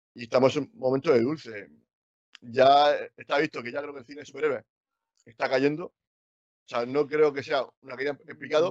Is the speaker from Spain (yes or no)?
yes; Cartagena, Region of Murcia, Spain; yo soy de Cartagena